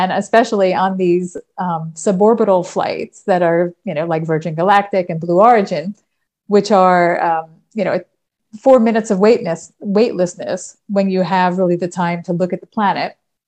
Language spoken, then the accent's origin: English; New York, United States; moved away as an adult; now in Netherlands; I've lived here the last 31 years of my life. I'm originally from New York.